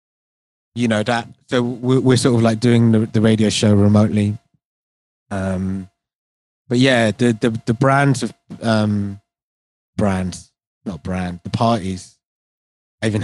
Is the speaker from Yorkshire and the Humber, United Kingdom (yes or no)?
no; London, United Kingdom; I was born in London, but I'm Indian